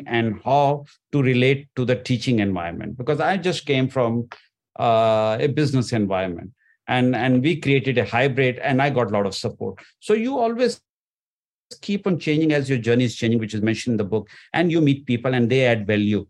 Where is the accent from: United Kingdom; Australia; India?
India; moved away; I came from India